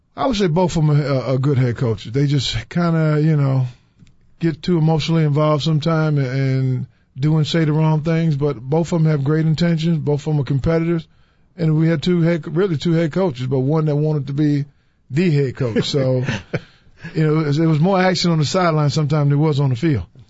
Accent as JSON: {"language": "English", "town": "New York City", "region": "New York", "country": "United States", "tie": "born or raised there", "also_born_or_lived": "Louisville, Kentucky", "moved": "yes", "lives_now": "Chicago, United States", "said": "I'm proud of where I came from, Brownsville and Brooklyn, New York"}